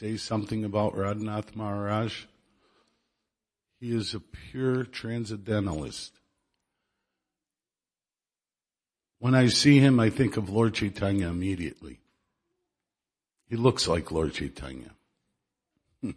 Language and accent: English; Chicago, Illinois, United States; now in Dallas, United States; I'm from Chicago